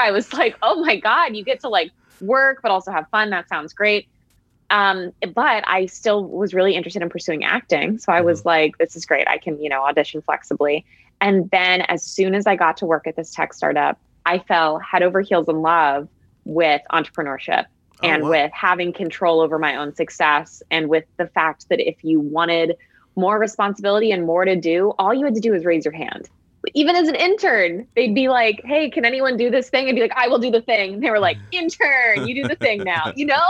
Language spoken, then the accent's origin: English; Connecticut, United States; moved away as an adult; also born or lived in New York / San Francisco; I'm from Connecticut originally.